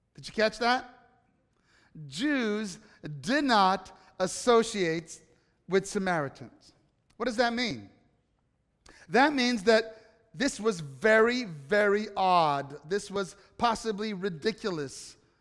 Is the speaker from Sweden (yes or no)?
no; Italy; moved away; growing up in Italy